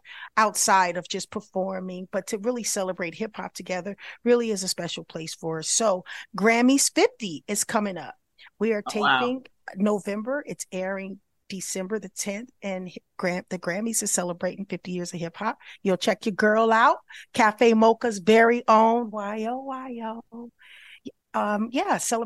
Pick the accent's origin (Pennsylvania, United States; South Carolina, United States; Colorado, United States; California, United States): California, United States; I'm from Cali